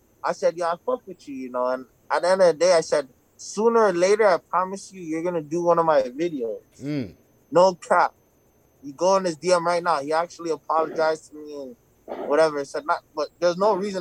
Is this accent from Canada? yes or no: yes; Toronto, Ontario, Canada; I'm from Toronto